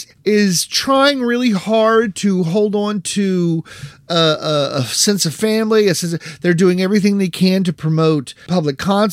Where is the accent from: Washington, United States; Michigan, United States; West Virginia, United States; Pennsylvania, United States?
West Virginia, United States; Parkersburg; moved away; my hometown of Parkersburg, West Virginia